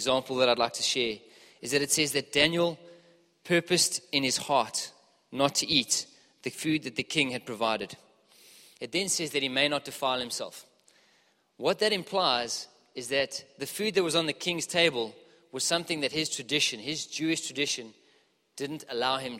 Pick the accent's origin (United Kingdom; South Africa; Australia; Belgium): South Africa; Johannesburg, Gauteng; moved away; I'm from Joburg originally, as you can probably hear.